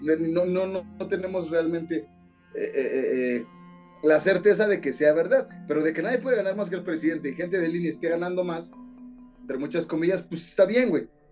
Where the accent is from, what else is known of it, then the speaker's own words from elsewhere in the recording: Mexico; los mexicanos somos